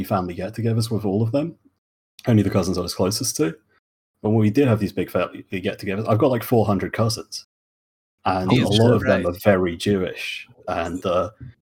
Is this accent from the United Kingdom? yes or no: yes; United Kingdom; accent: British; they, like, think I'm British, but they don't think I'm English